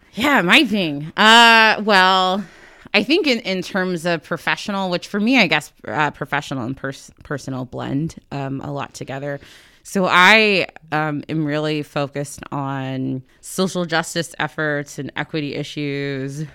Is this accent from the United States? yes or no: yes; Sand Springs, Oklahoma, United States; moved away; also born or lived in Ohio / Washington, D.C.; we lived, um, in Sand Springs, which is uh, I guess a, a suburb of Tulsa